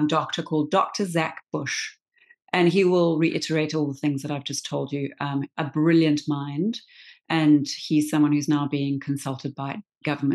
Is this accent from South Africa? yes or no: yes; South Africa; I am not American. I am South African.